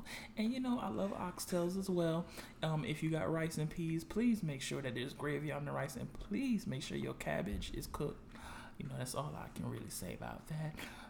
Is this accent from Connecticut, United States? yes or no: yes; Bridgeport, Connecticut, United States; also born or lived in South Carolina / Manhattan; now in Washington, D.C., United States; I'm from Bridgeport, Connecticut. I went to South Carolina State University. I'm a double graduate from there. 2 degrees by 23.